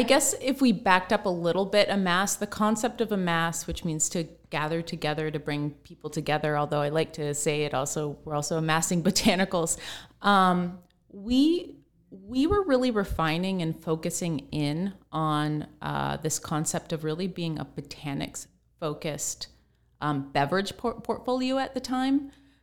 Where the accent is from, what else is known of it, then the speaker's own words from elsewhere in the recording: Pacific Northwest, United States; Like I grew up in the Pacific Northwest, so I just grew up very close to nature.